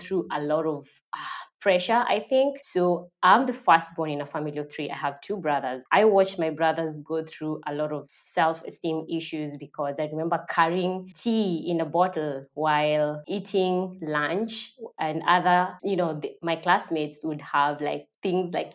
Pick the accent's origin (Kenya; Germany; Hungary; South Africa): Kenya; Migori, Migori County; I was born in Migori, that is deep in Kenya, Nyanza, and that is where I grew up.